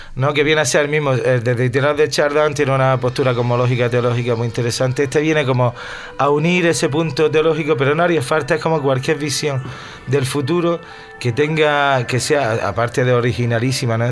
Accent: Granada, Andalusia, Spain; Yo vivo, pues si nací en La Chana, vivo a 200 metros para arriba

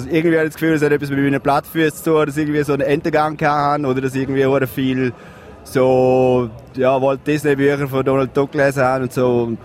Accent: Graubünden, Switzerland; moved away; also born or lived in Zürich; als Bündner

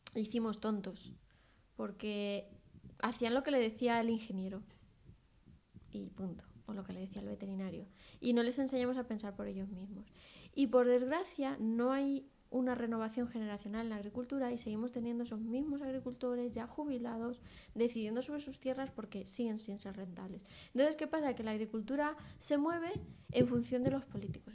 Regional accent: Castilla-La Mancha, Spain; mi tierra

